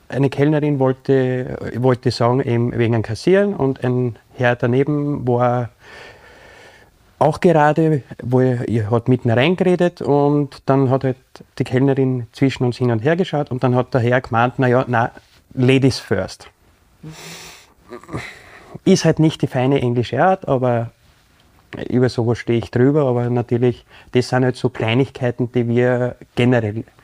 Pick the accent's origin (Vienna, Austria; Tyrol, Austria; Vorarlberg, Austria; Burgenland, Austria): Tyrol, Austria; Inzing; besonders äh, in Inntal, wo auch ich bin, äh, aus Inzinger jetzt, äh, ist absolut kein Problem für queere Personen.